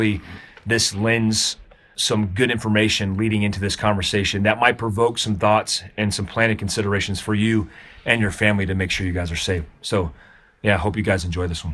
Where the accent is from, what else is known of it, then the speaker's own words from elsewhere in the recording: Daytona Beach, Florida, United States; now in Jackson, United States; I grew up in Daytona Beach